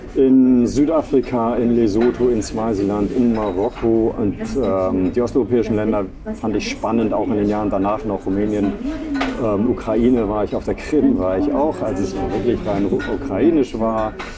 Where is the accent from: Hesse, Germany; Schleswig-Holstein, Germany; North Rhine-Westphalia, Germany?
Schleswig-Holstein, Germany; Reinbek; moved away as an adult; also born or lived in Bavaria; now in Hamburg, Germany; vor den Touren Hamburgs bin ich groß geworden, in Rheinweg.